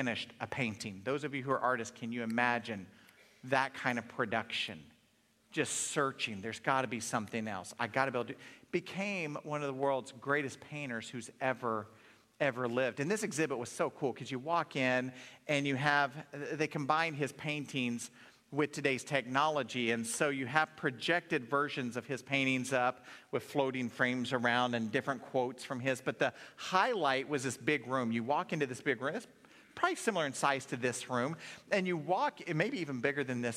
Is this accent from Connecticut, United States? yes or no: no; Oklahoma, United States; moved away; I grew up in Oklahoma, and growing up in Oklahoma, that meant you're a Dallas Cowboy fan